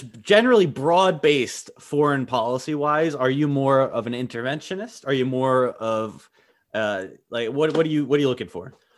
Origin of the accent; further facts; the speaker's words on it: United States; sitting here as an American